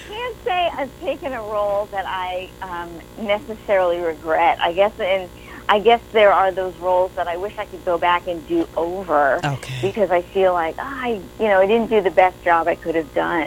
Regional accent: New York, United States; moved away; I'm originally from New York

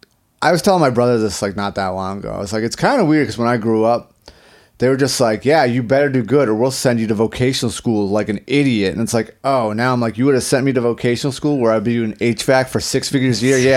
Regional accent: Boston, Massachusetts, United States; also born or lived in Wrentham, Massachusetts; I grew up in South Boston until I was 9, and then I moved to Wrentham.

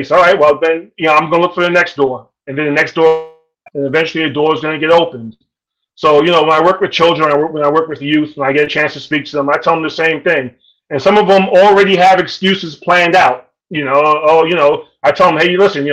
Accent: New York City, New York, United States; I grew up in South Jamaica, Queens

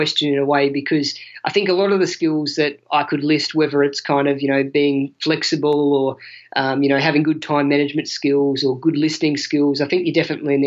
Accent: Australia; also born or lived in Mildenhall, Suffolk / South London; as an Aussie, as a white Australian

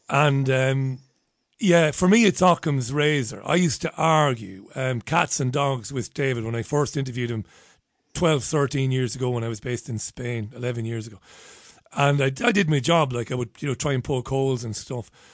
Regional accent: Ireland; as an Irishman

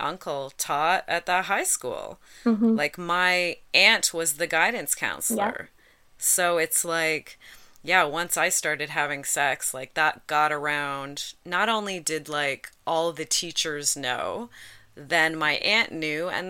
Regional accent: Dundas, Ontario, Canada; I grew up in Dundas, Ontario, which is kind of near Hamilton

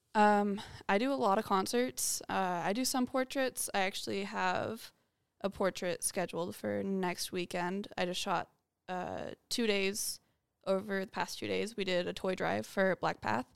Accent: Las Vegas, Nevada, United States; born and raised in Vegas

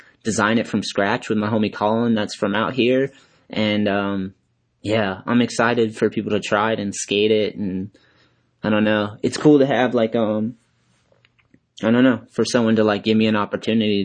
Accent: Boston, Massachusetts, United States; I grew up in Boston area

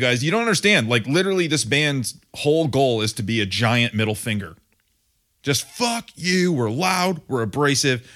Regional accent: Grand Rapids, Michigan, United States; accent: Grand Rapids / Michigander; now in Ohio, United States; brought back a little bit of my Grand Rapids accent, my Michigan, Michigander

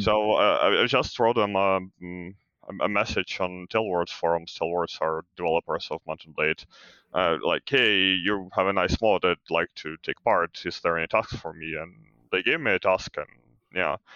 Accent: Ukraine; I'm from Ukraine

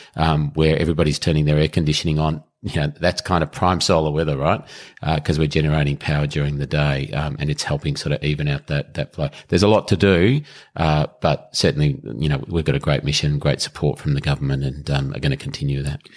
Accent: Melbourne, Victoria, Australia; I grew up in Melbourne, lived in Melbourne, uh, all my life

